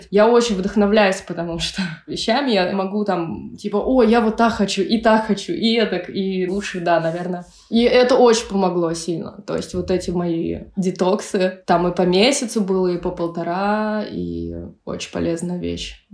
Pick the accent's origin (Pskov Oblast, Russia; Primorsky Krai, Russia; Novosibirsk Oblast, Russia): Pskov Oblast, Russia; То есть я выросла в псковских краях, это, в принципе, не русский север, но такой э